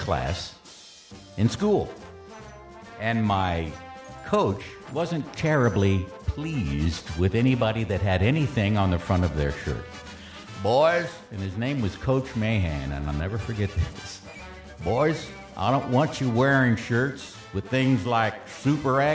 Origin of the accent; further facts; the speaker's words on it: San Antonio, Texas, United States; it was just my hometown